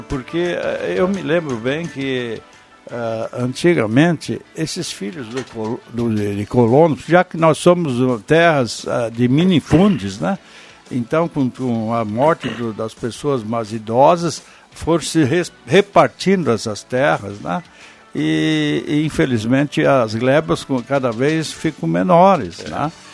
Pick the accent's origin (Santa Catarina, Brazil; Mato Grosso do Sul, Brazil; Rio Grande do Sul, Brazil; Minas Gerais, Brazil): Rio Grande do Sul, Brazil; Vale do Sol; now in Santa Cruz do Sul, Brazil; meu município onde eu nasci, Vale do Sol, antes Trambudo e hoje Vale do Sol